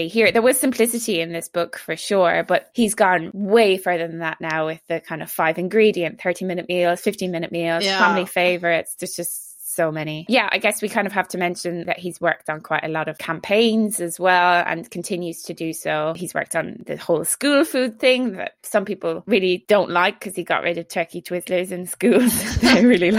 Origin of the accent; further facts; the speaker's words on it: Ireland; accent: Irish; my Irish accent